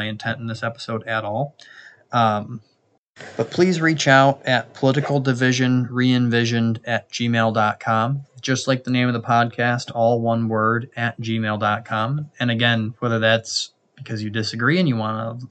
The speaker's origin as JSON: {"language": "English", "country": "United States", "said": "I'm specifically American"}